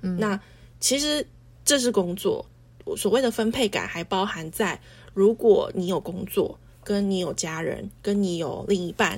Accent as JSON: {"language": "Chinese", "region": "Taichung", "country": "Taiwan", "said": "假设我，我是台中人，我就有我的国小同学，因为他们都回来了。"}